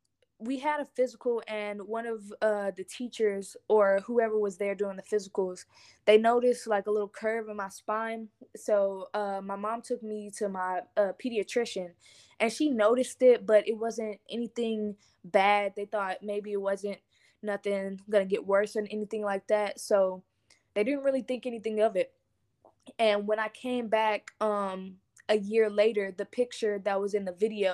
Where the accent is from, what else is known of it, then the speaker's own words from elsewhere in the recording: Lancaster, Texas, United States; also born or lived in Houston / Beaumont / Dallas; I am from Lancaster, Texas, which is in Dallas, Texas. But I was not raised in Dallas. I've been raised in three different cities, which is Houston, Beaumont, and Dallas. I'm 17 years old